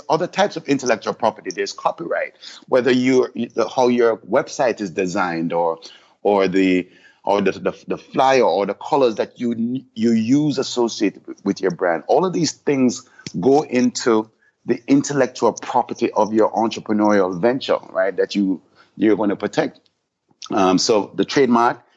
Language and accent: English; Jamaica; now in Miami, United States; as Jamaicans